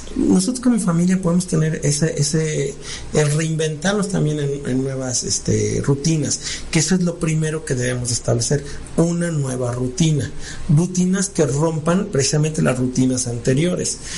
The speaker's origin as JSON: {"language": "Spanish", "country": "Mexico", "said": "somos mexicanos"}